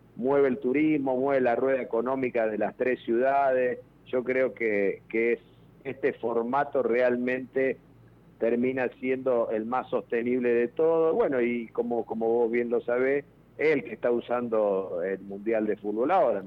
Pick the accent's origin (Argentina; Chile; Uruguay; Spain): Argentina; como argentinos